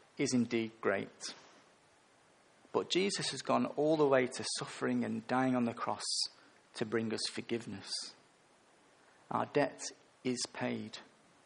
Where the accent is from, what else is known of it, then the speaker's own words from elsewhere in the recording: England, United Kingdom; I'm English, a male and a middle-aged